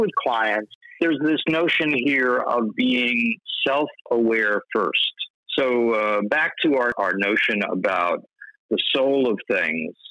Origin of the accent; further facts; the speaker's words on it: New York City, New York, United States; I grew up on the Lower East Side of Manhattan in the 60s